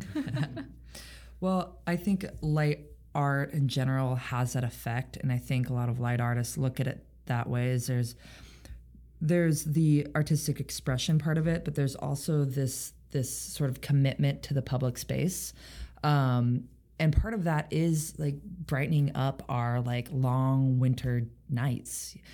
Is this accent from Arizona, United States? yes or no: no; Roseburg, Oregon coast, United States; now in Seattle, United States; I grew up in Southern Oregon. I spent most of my childhood on the Oregon coast, and then most of my high school experience in uh, a town called Roseburg, Oregon